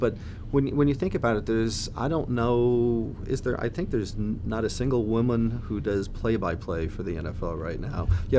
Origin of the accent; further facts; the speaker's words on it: United States; moved away; also born or lived in Florida; I grew up in New York, New Jersey area